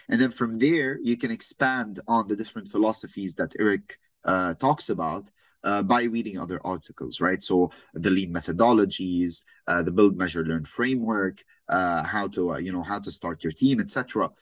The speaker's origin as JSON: {"language": "English", "country": "Saudi Arabia", "tie": "born or raised there", "also_born_or_lived": "Lebanon / Beirut, Lebanon", "moved": "yes", "said": "born and raised in Saudi my entire life, originally from Lebanon."}